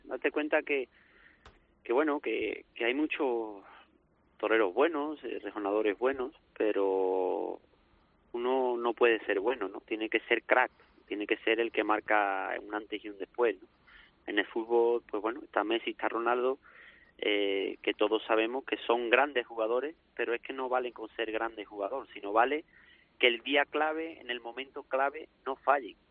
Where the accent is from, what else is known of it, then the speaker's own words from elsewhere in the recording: Seville, Andalusia, Spain; yo soy de Sevilla